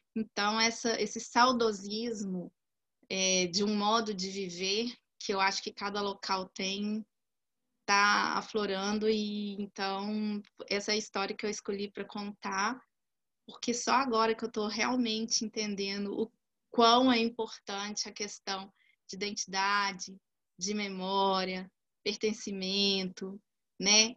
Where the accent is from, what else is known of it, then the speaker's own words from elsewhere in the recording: Belo Horizonte, Minas Gerais, Brazil; moved away as an adult; now in São Paulo, Brazil; eu sou originária de Belo Horizonte, Desde o comecinho, dois dias antes da pandemia, eu estou morando em São Paulo. Desde então, eu não consegui retornar à minha cidade natal